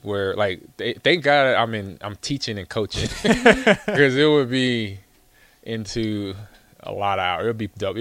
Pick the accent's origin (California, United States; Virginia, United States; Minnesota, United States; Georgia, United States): California, United States; Los Angeles; I grew up in Los Angeles, California, mm-hmm. Crenshaw area, a neighborhood called Lemert Park